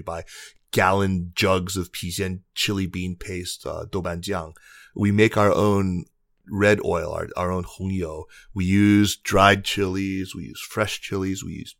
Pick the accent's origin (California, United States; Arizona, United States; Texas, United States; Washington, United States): Arizona, United States; Tucson; now in Chapel Hill, United States; honoring my roots growing up in Tucson, Arizona